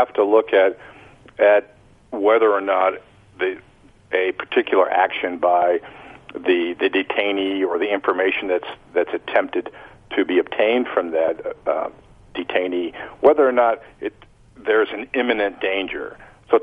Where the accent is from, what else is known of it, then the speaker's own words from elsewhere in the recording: United States; as an American